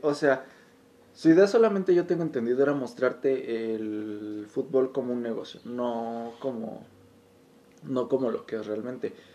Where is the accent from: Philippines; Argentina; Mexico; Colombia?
Mexico; como mexicano y estando muy adentro de la cultura